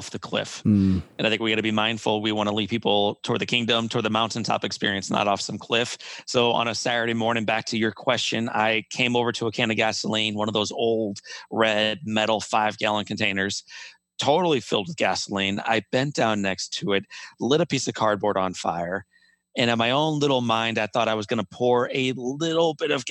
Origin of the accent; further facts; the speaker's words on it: Midwest, United States; growing up in the Midwest, I had witnessed little boys in my neighborhood